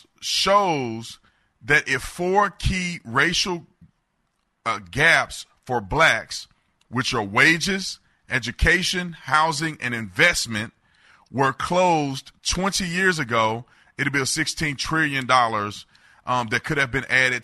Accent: Fort Worth, Texas, United States; I grew up in Fort Worth, Texas

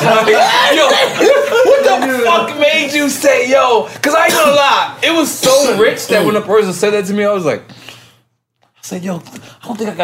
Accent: New York City, New York, United States; I'm from New York City

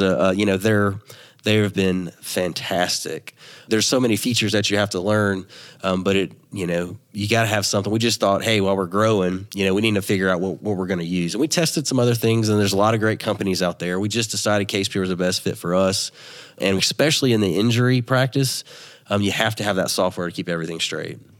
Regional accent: Louisiana, United States; also born or lived in Dallas, Texas; I'm from Louisiana

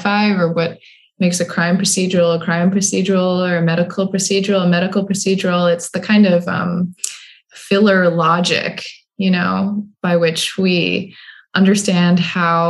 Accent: Midwest, United States; moved away as an adult; also born or lived in East Coast; I'm also just from the Midwest, where we actually wait till people stop talking in order to start talking, which especially when I first moved out to the East Coast, really was a challenge.

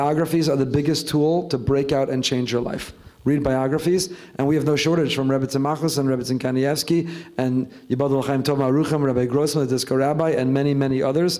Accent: New York, United States; I don't know, as a New Yorker, I hate the Patriots.

